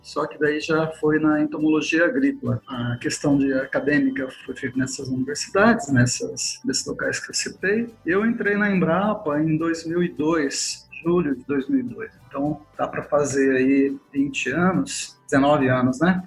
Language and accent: Portuguese; Paraná, Brazil; moved away as an adult; also born or lived in Jaboticabal, São Paulo / Campina Grande, Paraíba; now in Goiânia, Brazil; no Paraná eu sou paranaense